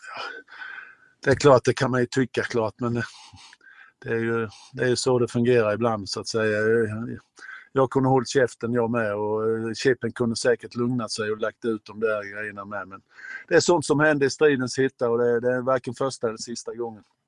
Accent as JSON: {"language": "Swedish", "town": "Mjällby", "region": "Blekinge", "country": "Sweden", "tie": "born or raised there", "said": "jag är ju född i Mjällby"}